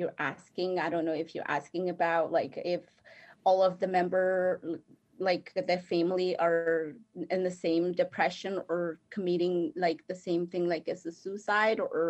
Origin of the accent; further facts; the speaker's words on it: Guatemala; first language Spanish; English is a second language; moved away; I am from Guatemala, and my first language is Spanish.